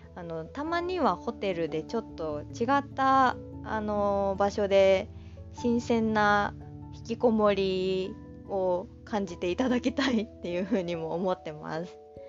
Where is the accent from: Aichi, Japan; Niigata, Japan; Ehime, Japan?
Aichi, Japan; also born or lived in Kanagawa Prefecture; now in Kanagawa, Japan; 私の出身は愛知県で、今は神奈川県にいます